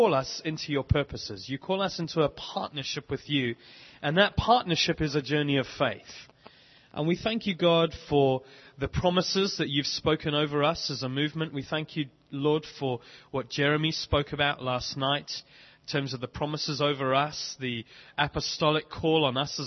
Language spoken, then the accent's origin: English; South Africa; moved away as an adult; also born or lived in Bishop's Stortford, United Kingdom; now in London, United Kingdom; We grew up in South Africa, got married in Cape Town in 1997, have lived in the UK ever since